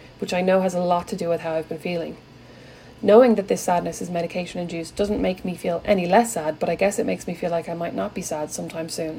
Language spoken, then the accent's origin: English; Ireland; I'm Irish